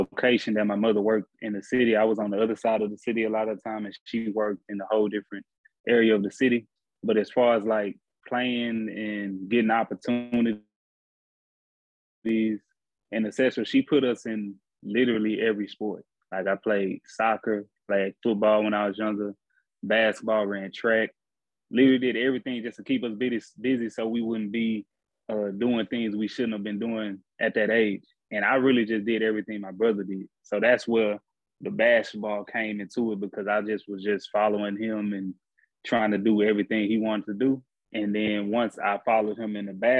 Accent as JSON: {"language": "English", "town": "Houston", "region": "Texas", "country": "United States", "tie": "born or raised there", "moved": "as an adult", "lives_now": "Croatia", "said": "I grew up in Houston, Texas"}